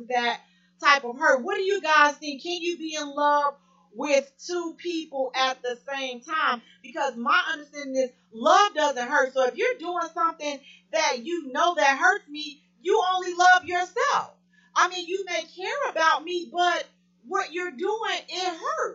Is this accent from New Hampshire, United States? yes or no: no; Chicago, Illinois, United States; I'm from Chicago